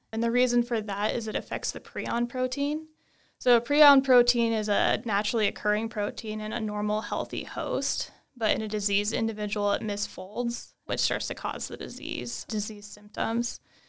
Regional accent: Wyoming, United States; I grew up in Wyoming doing, you know, all the outdoor things, camping, hiking, fishing, hunting, and always had that interest in the outdoors and animals

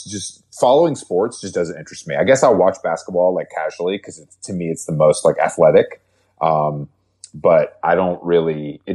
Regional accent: the South, United States; I grew up in the South, so football is in my DNA.

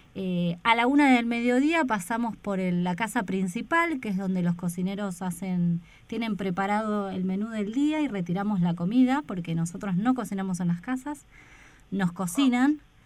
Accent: Buenos Aires, Argentina; moved away as an adult; now in Esperanza Base, Antarctica; yo de mm, la República de la Boca.

